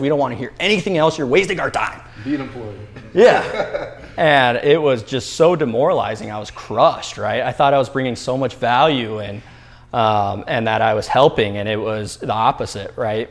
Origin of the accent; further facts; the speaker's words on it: Albuquerque, New Mexico, United States; now in Arizona, United States; I grew up in Albuquerque, New Mexico